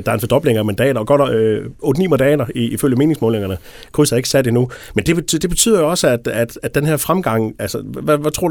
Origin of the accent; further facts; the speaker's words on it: Fredericia, Southern Denmark, Denmark; så jeg kommer fra Fredericia